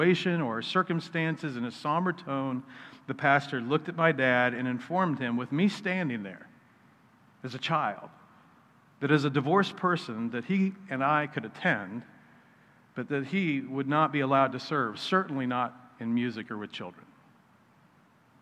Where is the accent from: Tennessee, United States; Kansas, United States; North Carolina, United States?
Kansas, United States; Wichita; also born or lived in Wisconsin; When I was 8, my dad and I moved to Wichita